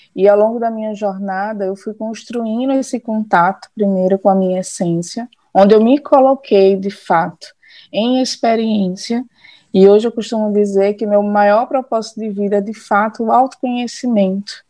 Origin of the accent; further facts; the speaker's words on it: Olinda, Pernambuco, Brazil; now in Paulista, Brazil; eu sou daqui de natural de Olinda, Pernambuco